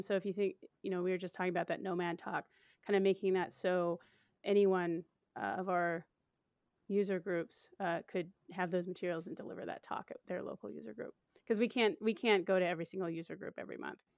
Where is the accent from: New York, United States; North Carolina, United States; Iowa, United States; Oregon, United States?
Oregon, United States; Portland; It's in my hometown